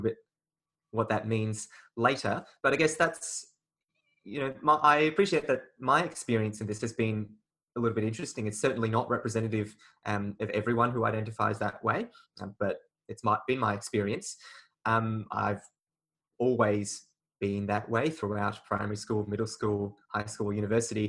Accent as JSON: {"language": "English", "country": "Australia", "tie": "born or raised there", "also_born_or_lived": "China", "said": "I was born in China, but I came to Australia when I was very early, about 8 months old."}